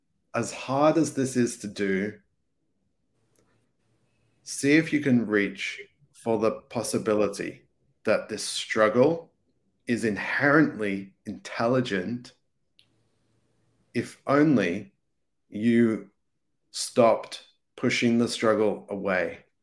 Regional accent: England, United Kingdom; I grew up in England, and some days you would barely believe there was a sun, because it was like raining and clouded and all that kind of stuff.

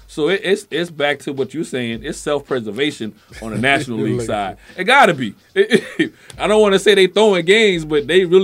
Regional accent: East Coast, United States; moved away; I'm from the East Coast. I live out here.

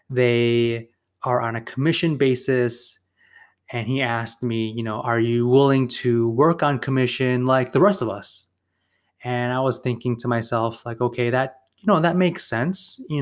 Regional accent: Chicago, Illinois, United States; I came from Chicago, and in Chicago you do see some dentists, but they're not that prevalent.

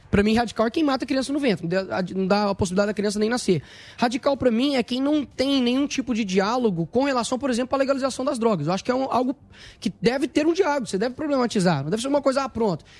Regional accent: Belo Horizonte, Minas Gerais, Brazil; que é o local onde eu nasci, que foi a favela da Cabana do Pai Tomás

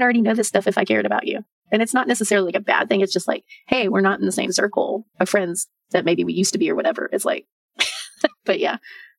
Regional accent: Texas, United States; I'm from Texas. I mean, you could drive for 2 days and never leave Texas.

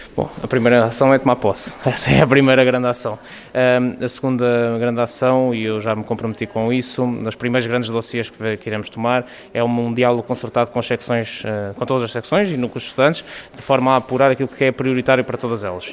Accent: Coimbra, Centro, Portugal; sou conimbricense, sou academista desde muito, desde muito cedo, portanto, desde criança

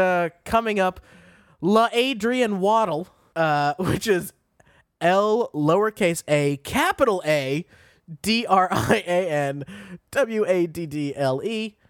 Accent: Massachusetts, United States; I'm from Massachusetts

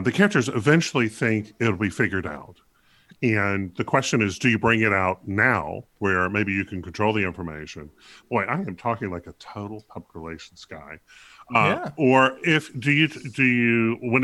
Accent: American South, United States; a representative of the American South

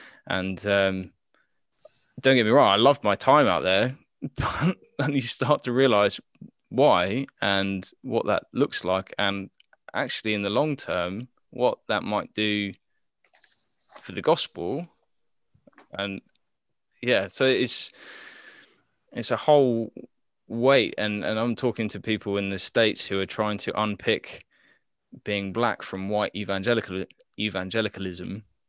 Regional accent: Papua New Guinea; so I grew up in Papua New Guinea

